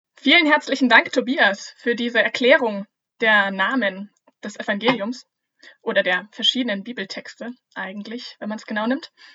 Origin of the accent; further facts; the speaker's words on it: Germany; bei uns in Deutschland